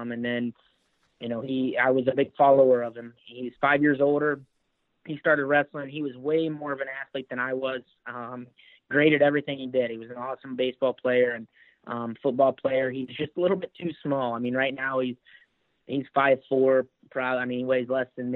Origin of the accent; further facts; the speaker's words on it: Anderson, Indiana, United States; moved away as an adult; also born or lived in Noblesville, Indiana; now in Fairfax, United States; I was born in Noblesville, but I lived my whole life in Anderson.